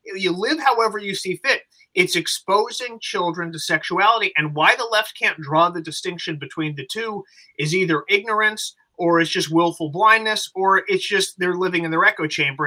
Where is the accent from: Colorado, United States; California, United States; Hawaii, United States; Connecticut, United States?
California, United States; Los Angeles; I come from Los Angeles.